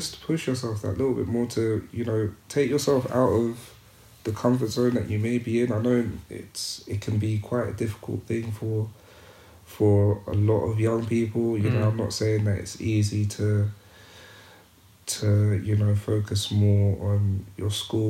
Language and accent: English; Zimbabwe; My growing up in Zimbabwe, my grandfather was a head teacher.